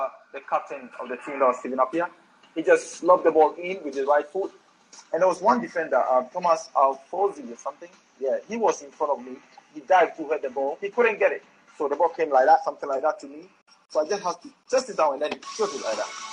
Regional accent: Accra, Greater Accra, Ghana; I was born. I was born in Accra. I born and bred in Accra. You know, so I always tell everybody I'm an Accra boy.

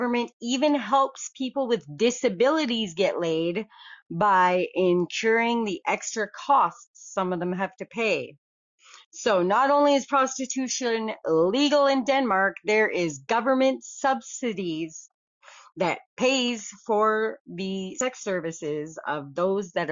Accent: Canada; I'm a Canadian

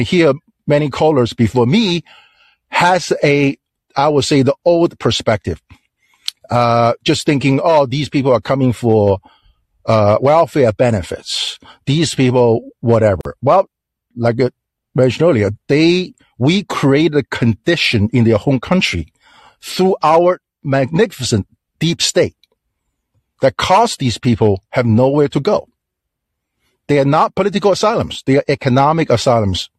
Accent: China; English is a second language; now in United States; I'm from China

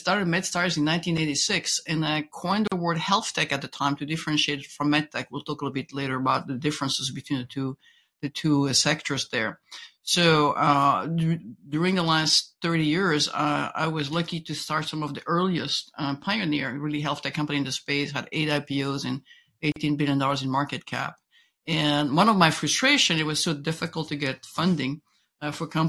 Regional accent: Belgium; accent: French twist; English is a second language; moved away as an adult; I was born in Belgium. I got a master in engineering there, went to Harvard, learned English at Harvard Business School

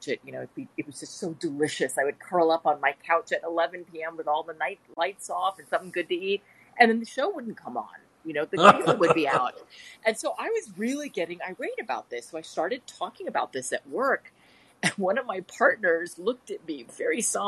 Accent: United States; also born or lived in India; I'm American

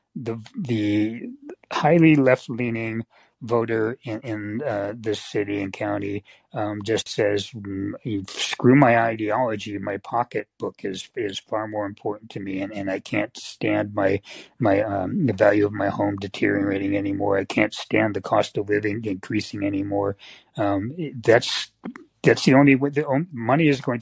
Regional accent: Bay Area, California, United States; I grew up in the Bay Area. I was the first generation to grow up in the Bay Area of my family

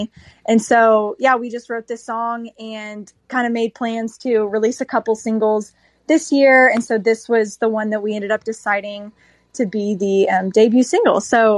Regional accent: Dallas, Texas, United States; also born or lived in Austin, Texas; I am from North Texas, Dallas area, and I'm a pop singer-songwriter.

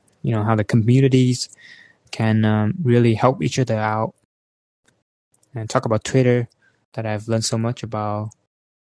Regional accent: Vietnam; moved away; I'm from Vietnam

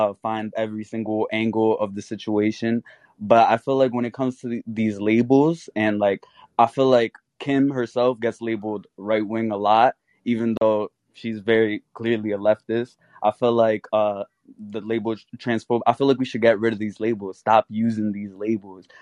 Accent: New York, United States; I'm from New York

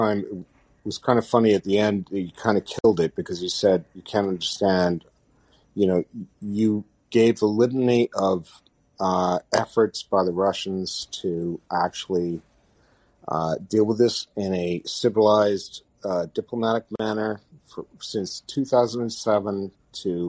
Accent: Canada; as a Canadian

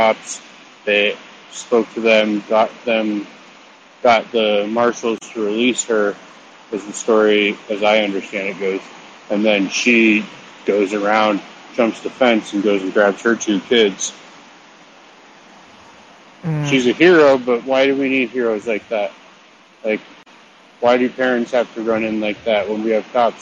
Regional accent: Denver, Colorado, United States; I grew up in Denver in the south suburbs.

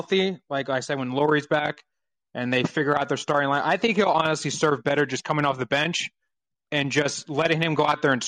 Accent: Indiana, United States; moved away as an adult; now in California, United States; I'm from Indiana, but I live in California now.

